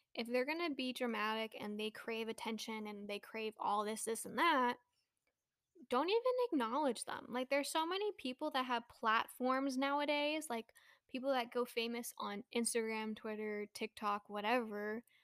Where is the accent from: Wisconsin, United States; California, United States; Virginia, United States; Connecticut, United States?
California, United States; Bay Area; moved away; also born or lived in New Mexico / Texas; I grew up in the Bay Area